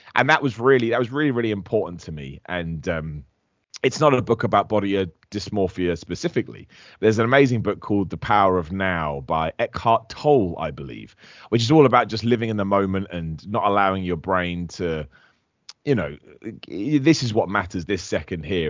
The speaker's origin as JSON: {"language": "English", "town": "Luton", "region": "East of England", "country": "United Kingdom", "said": "I'm from Luton in the United Kingdom"}